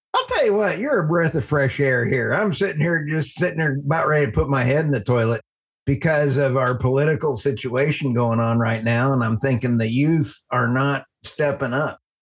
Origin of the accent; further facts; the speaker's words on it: United States; also born or lived in Texas; I'm from Oklahoma and Texas